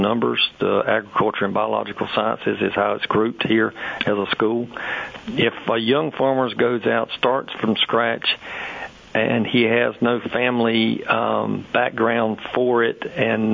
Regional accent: Sampson County, North Carolina, United States; also born or lived in Brevard, North Carolina; I was from Sampson County, so I moved back home at that time

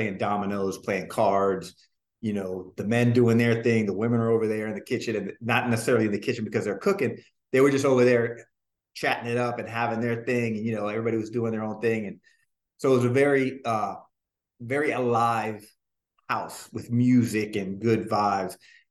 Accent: Hoboken, New Jersey, United States; born there; Well, I was born in Jersey, right? Hoboken, New Jersey.

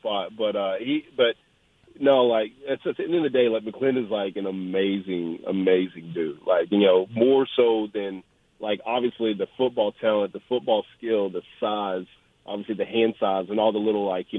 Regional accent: Cleveland, Tennessee, United States; also born or lived in Knoxville / Chattanooga; my hometown of Cleveland, which is about 20, 30 minutes away from Chat

